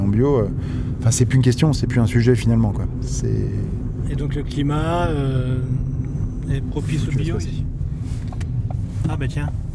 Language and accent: French; Lorraine, Grand Est, France; je suis lorrain